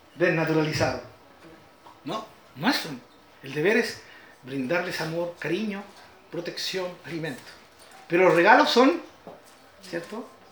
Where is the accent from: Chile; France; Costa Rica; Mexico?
Chile; mi Chile